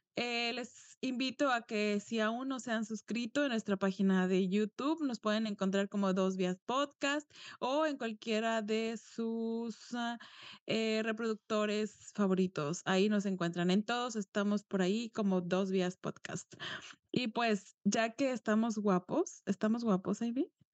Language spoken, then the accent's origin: Spanish; Mexico; yo nací en un pueblo y toda mi familia es de pueblo, entonces ya después me mudé